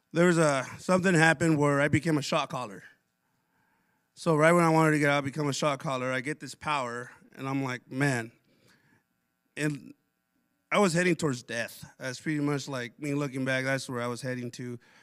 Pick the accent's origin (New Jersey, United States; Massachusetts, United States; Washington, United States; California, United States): Washington, United States; Pasco; also born or lived in Othello, Washington / Connell, Washington; when I was, like, six, move to Tri Cities Pasco